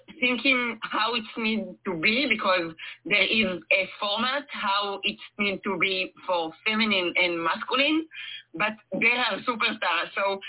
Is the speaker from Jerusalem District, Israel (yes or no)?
no; near the Kinneret, in the Galilee, Northern District, Israel; moved away as an adult; also born or lived in Tel Aviv, Israel; now in Givatayim, Israel; my parents moved to the north near to the Kinneret. So most of my life I grew up near to the Kinneret in the north, in the Galilee.